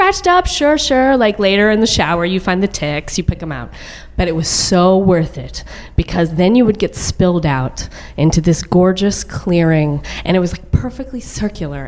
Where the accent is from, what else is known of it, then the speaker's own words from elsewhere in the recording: a suburb of Dallas, Texas, United States; I grew up on the poor side of a very large suburb of Dallas